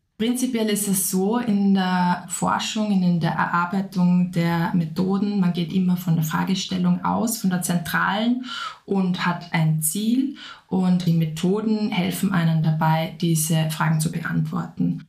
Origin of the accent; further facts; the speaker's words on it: Upper Austria, Austria; moved away as an adult; also born or lived in Vienna; Ich komme ursprünglich aus Oberösterreich, habe dann in Wien Konservierung und Restaurierung studiert